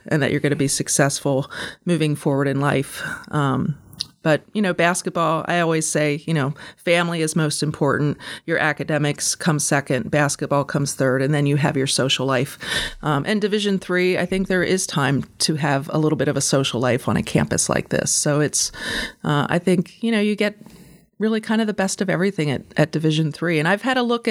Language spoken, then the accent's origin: English; York County, Pennsylvania, United States; also born or lived in Harrisonburg, Virginia / Newark, Delaware / Philadelphia, Pennsylvania; I went to Hanover High School, so I'm local. I'm from York